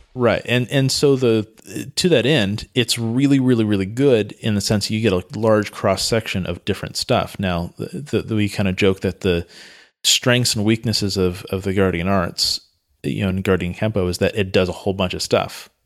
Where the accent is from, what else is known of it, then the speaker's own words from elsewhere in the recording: Santa Cruz, California, United States; I grew up in Santa Cruz, which is in Northern California